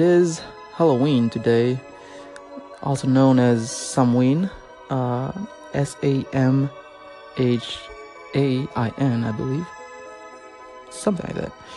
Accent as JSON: {"language": "English", "town": "Dijon", "region": "Bourgogne-Franche-Comté", "country": "France", "moved": "as an adult", "lives_now": "Oklahoma, United States", "said": "I am originally from France, from the region of Burgundy, from Dijon, precisely"}